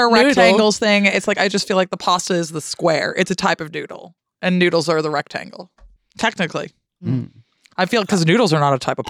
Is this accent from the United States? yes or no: yes; United States; moved away as an adult; also born or lived in Tacoma; now in United Kingdom; When I was growing up in America